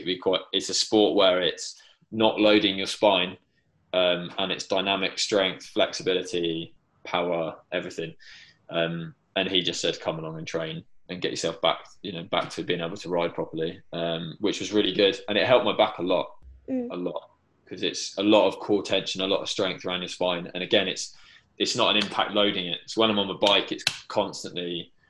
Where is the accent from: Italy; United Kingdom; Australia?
United Kingdom; England; I'm English